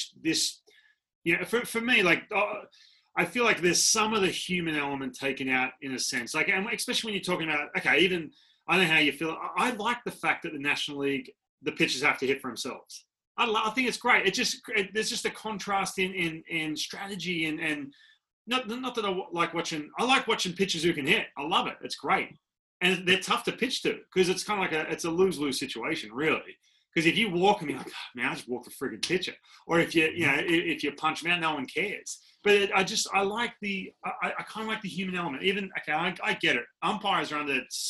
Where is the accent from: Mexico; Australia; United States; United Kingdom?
Australia; moved away as an adult; I'm coming from Australia, and I come over, I'm 18